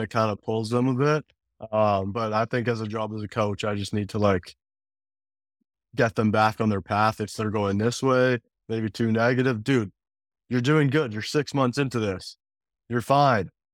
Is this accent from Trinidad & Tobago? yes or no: no; Canada; also born or lived in Calgary; growing up in Canada